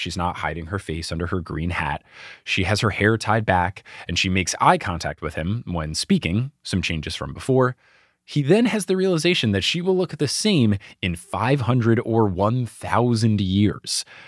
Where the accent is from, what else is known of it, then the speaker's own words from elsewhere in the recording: New Jersey, United States; moved away; also born or lived in Houston, Texas / New York; Growing up in New Jersey